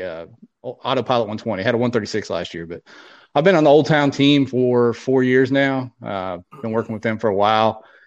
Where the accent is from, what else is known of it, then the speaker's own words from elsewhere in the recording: Ohio, United States; moved away as an adult; now in Arkansas, United States; I grew up in Ohio. I'm in Arkansas now, but I grew up in Ohio